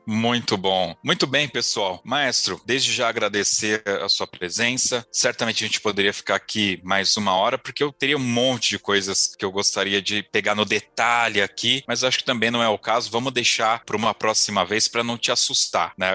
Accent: São Paulo, Brazil; eu sou de São Paulo

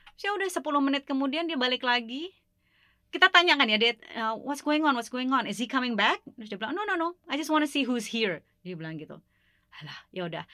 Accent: Indonesia; moved away as an adult; now in Washington, D.C., United States; latar belakang saya sebagai orang Indonesia

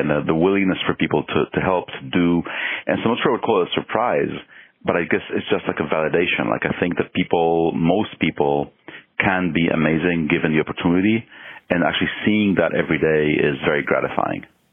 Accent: Mexico; moved away; also born or lived in Israel; I was born in Israel and I was growing up in Mexico

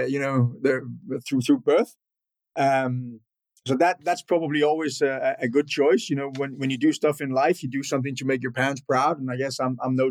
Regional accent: northern Denmark, Denmark; born and raised in Northern Denmark

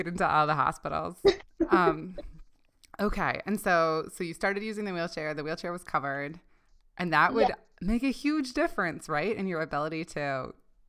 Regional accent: Canada; now in United States; I grew up in Canada and now I live in the States

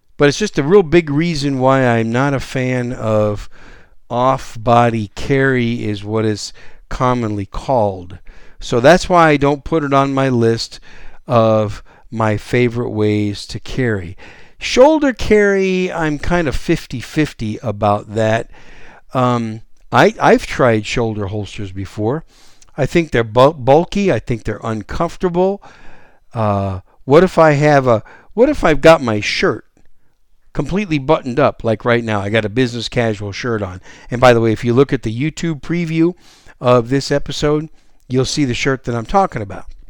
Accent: Wisconsin, United States; now in San Antonio, United States; I was raised up in Wisconsin

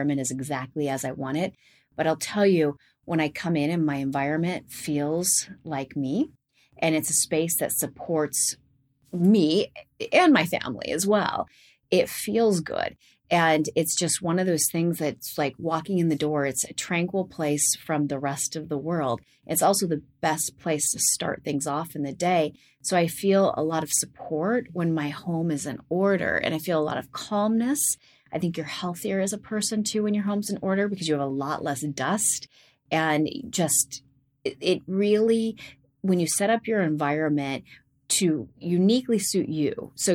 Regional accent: Gales Creek, Oregon, United States; Growing up in Gales Creek and in an isolated religious environment

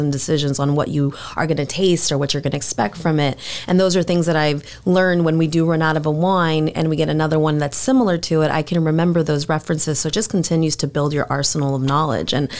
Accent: Miami, Florida, United States; moved away as an adult; now in Tampa, United States; I'm actually from Miami originally. I moved to Tampa about 3 years ago

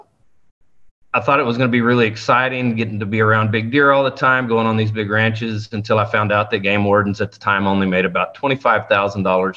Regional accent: South Texas, United States; I was born and raised here in South Texas in the heart of the oil field

